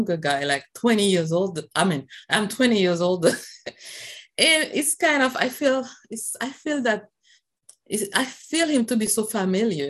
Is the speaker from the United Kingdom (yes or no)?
no; Haiti; I'm from Haiti